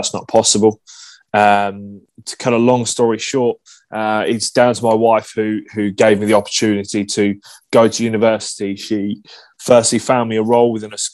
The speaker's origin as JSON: {"language": "English", "region": "England", "country": "United Kingdom", "moved": "as an adult", "lives_now": "Melbourne, Australia", "said": "being English"}